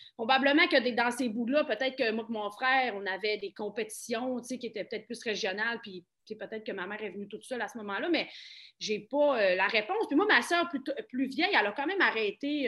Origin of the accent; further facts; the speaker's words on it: Saint-Félicien, Quebec, Canada; also born or lived in Montreal; now in Saguenay, Canada; je viens de Saint-Félicien.